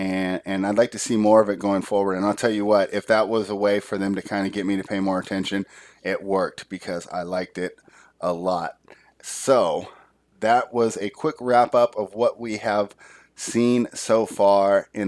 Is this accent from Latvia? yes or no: yes; Latvia; But with Latvia playing the United States, so I saw my home country versus my favorite player.